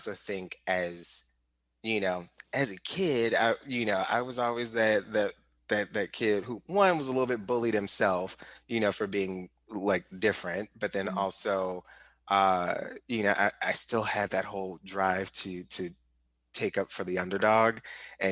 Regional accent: St. Louis, Missouri, United States; I grew up in St. Louis and particularly like Ferguson

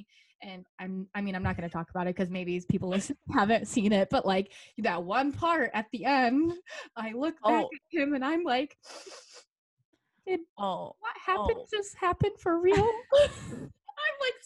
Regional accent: Michigan, United States; I'm a bartender here at a restaurant in my hometown

